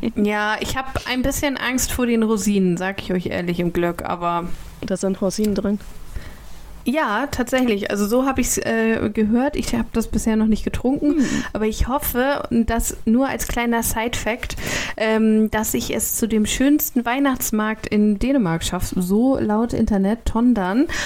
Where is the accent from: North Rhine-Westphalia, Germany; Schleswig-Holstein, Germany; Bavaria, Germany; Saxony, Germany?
Schleswig-Holstein, Germany; Kiel; meine Heimat